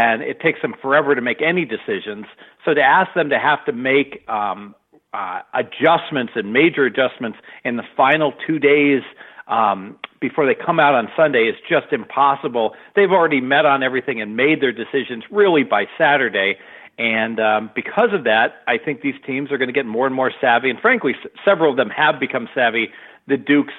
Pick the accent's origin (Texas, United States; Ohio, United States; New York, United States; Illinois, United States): Ohio, United States; Dayton; I grew up in Dayton